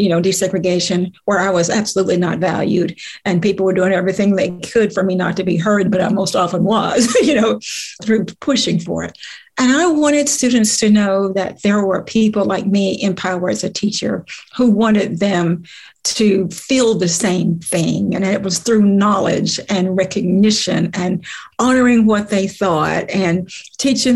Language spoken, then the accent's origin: English; the South, United States; growing up in the South